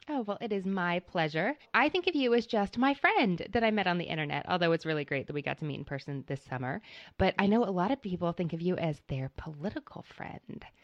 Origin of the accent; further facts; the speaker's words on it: Kentucky, United States; I am a Kentucky girl